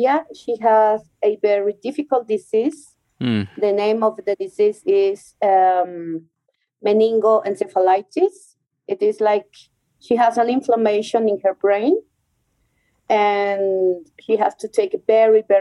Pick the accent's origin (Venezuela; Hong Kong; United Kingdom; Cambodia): Venezuela; English is a second language; moved away as an adult; also born or lived in Germany; now in Colombia; I was born in Venezuela